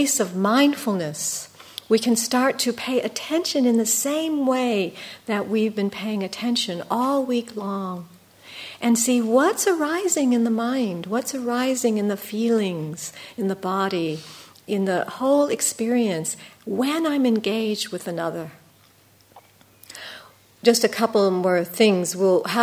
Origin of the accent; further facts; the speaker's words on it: United States; being an American